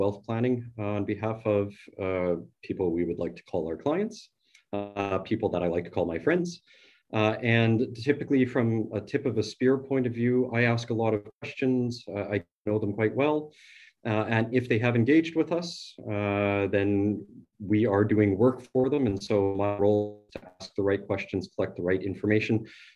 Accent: Morden, Manitoba, Canada; I grew up in Morden, Manitoba, which is a small town, and it's a part of what we call the Bible Belt here in Manitoba

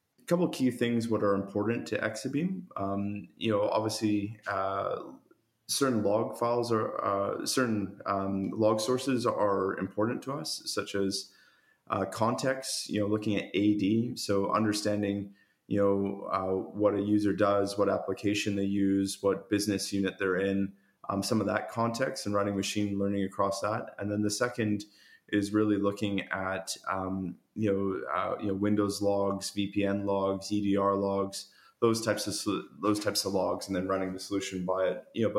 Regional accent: Canada; accent: Canadian; now in Sydney, Australia; I've got a strong Canadian accent, but I've been in Australia around 18 years.

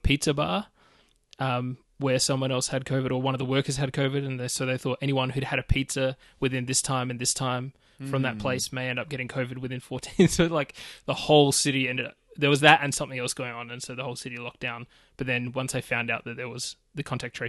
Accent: Australia; I'm Australian. Yeah, I'm down under

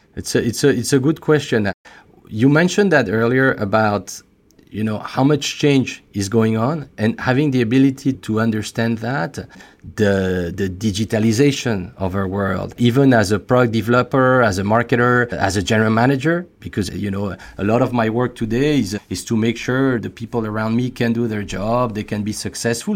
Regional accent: France; accent: French; English is a second language; as you could probably guess by, uh, by my accent, I'm, I'm French

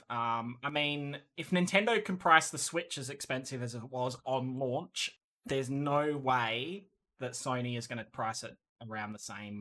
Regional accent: Australia; I'm Australian

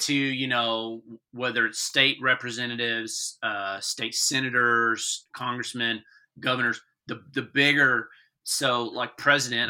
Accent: Texas, United States; I'm a Texan

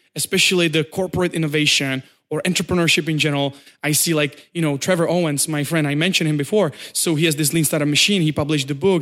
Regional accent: Czechia; moved away as an adult; also born or lived in Prague, Czech Republic; now in China; I come from Czech Republic, uh, and, uh, I moved to China approximately two and a half years ago.

